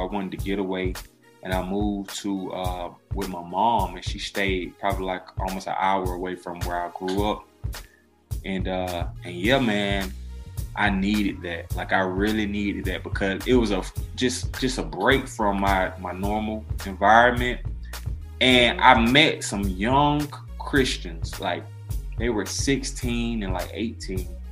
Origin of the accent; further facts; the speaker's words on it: Decatur, Georgia, United States; I grew up in Decatur, that is on the east side of Atlanta